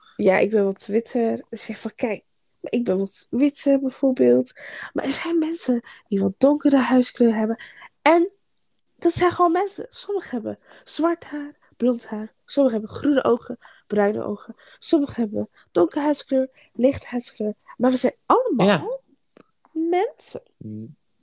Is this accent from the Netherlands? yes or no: yes; Groningen, Netherlands; Ik kom uit Groningen